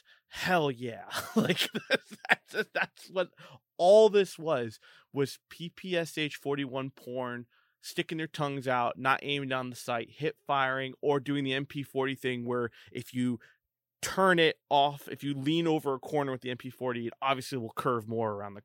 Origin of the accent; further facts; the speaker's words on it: Maryland, United States; I'm from Maryland. I butcher every pronunciation possible.